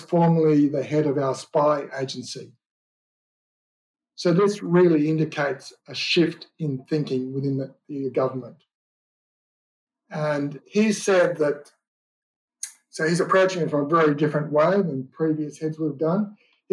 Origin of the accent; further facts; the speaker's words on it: Australia; my home country, Australia.